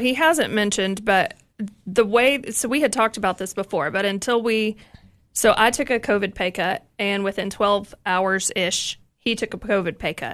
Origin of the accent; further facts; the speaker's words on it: East Tennessee, United States; I'm from East Tennessee